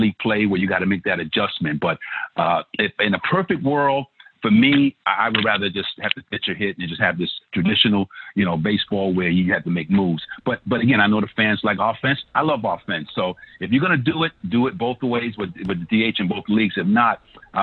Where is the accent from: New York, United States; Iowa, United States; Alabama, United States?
New York, United States; New York City; I grew up in Brownsville, Brooklyn